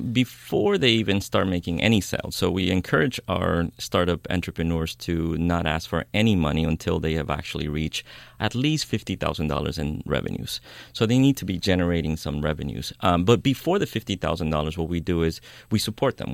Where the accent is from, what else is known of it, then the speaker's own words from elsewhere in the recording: New York, United States; moved away as an adult; now in Oakland, United States; I grew up in New York. I moved to the Bay Area about 16 years ago to I Oakland